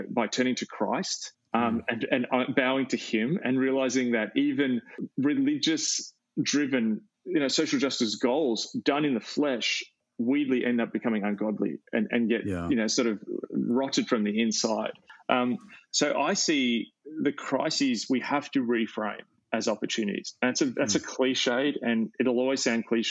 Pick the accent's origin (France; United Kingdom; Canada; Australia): Australia; as an Australian